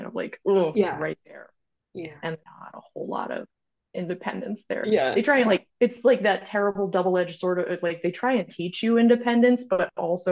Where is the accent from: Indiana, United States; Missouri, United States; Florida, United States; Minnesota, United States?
Indiana, United States; I'm from Indiana, it's a big church area